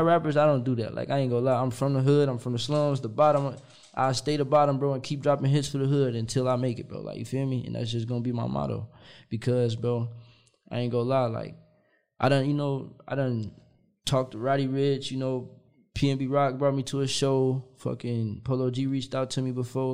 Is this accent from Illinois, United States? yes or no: yes; Kankakee, Illinois, United States; also born or lived in Chicago; I'm from Kankakee